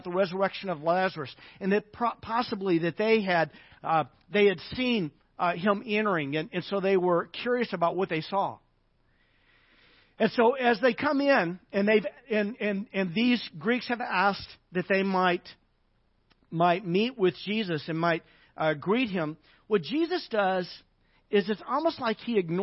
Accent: Arkansas, United States; moved away; I grew up in Arkansas

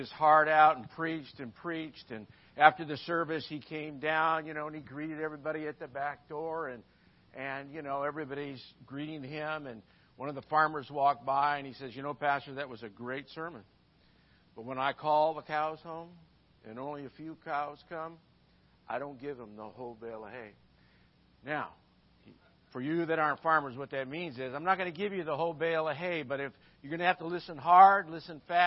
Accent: Midwest, United States; moved away; I'm from the Midwest

